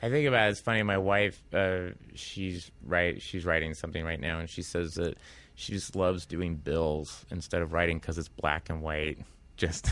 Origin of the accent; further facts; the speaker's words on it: Tulsa, Oklahoma, United States; moved away; I came from Tulsa, Oklahoma